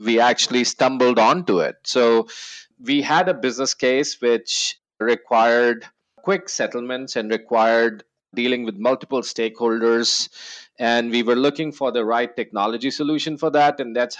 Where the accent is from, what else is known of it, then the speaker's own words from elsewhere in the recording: New Zealand; now in Austin, United States; Yeah, that's because I am a new Texan. I moved to Austin from New Zealand a couple of years ago.